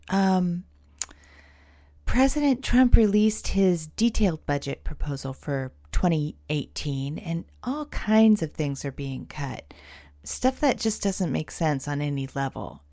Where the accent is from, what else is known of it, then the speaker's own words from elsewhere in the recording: California, United States; now in Portland, United States; I am actually from California